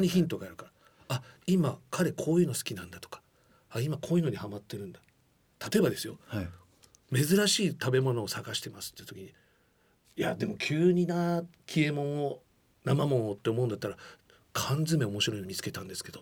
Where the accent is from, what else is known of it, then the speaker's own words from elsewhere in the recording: Funabashi, Chiba, Japan; 出身地でもある千葉県船橋市